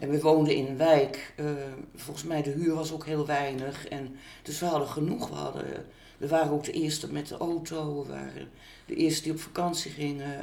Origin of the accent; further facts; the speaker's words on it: Utrecht, Netherlands; Ik ben 17 1 1955 geboren in Utrecht.